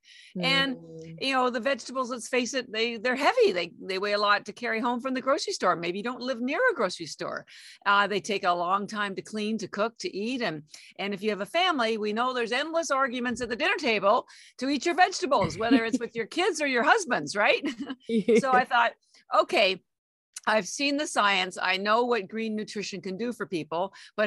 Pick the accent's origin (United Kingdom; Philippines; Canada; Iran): Canada; moved away as an adult; now in Boston, United States; I am Canadian by birth, and I have an MBA and all my education was in Canada